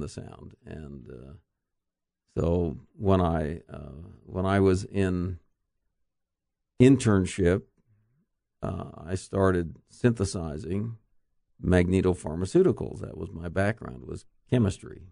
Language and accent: English; Orem, Utah, United States; also born or lived in Idaho / Arizona / California / Pennsylvania; I'm um, a Utah native, Okay. Actually born in Idaho, but moved to Utah as a young boy. Uh, grew up in Orem